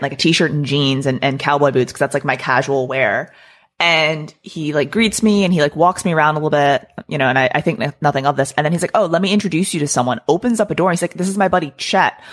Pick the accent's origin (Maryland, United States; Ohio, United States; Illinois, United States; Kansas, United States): Maryland, United States; moved away as an adult; also born or lived in Florida / Texas; I grew up in Maryland, so I lived there for the first you know portion of my life through high school